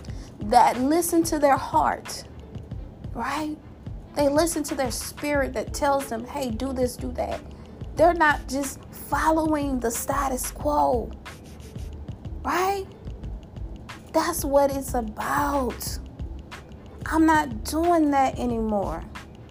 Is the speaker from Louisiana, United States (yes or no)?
yes; Louisiana, United States; my home state, that boot state, the Mardi Gras state, the gumbo state, the pecan candy state, my home state of Louisiana